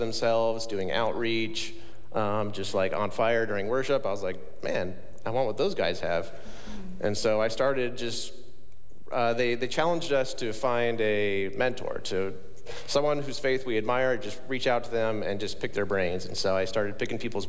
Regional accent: Ferndale, Washington, United States; I grew up in Whatcom County, just north of Bellingham in Ferndale

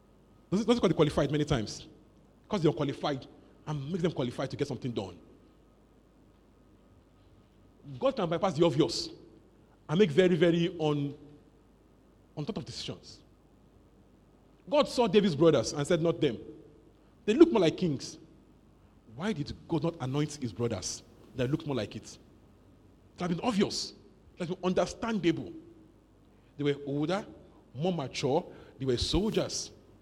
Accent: Nigeria; born there; I don't care where you were born, I ordained you. I was born in Nigeria.

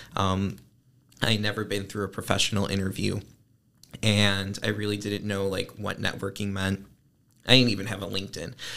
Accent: Northbrook, Illinois, United States; I am from Northbrook, which is a northern suburb of Chicago

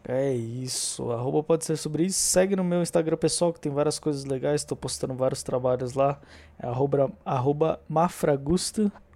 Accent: São Paulo, Brazil; Como bom paulistano que sou

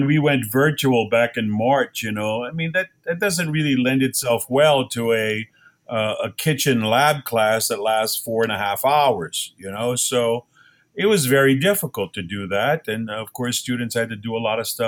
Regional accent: Golden Meadow, Louisiana, United States; I come from Golden Meadow, Louisiana, which isn't the end of the world, but you can see it from there

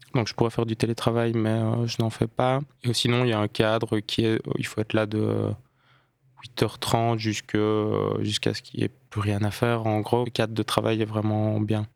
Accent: Liège, Wallonia, Belgium; Je suis liégeois

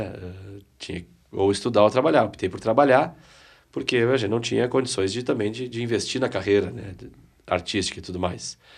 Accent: Piratini, Rio Grande do Sul, Brazil; Eu, eu sou de Piratini, né? Piratini. Piratini, que é a primeira capital farroupilha.

